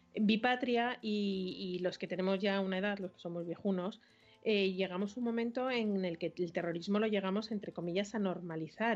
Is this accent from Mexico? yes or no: no; Madrid, Community of Madrid, Spain; los que somos de Madrid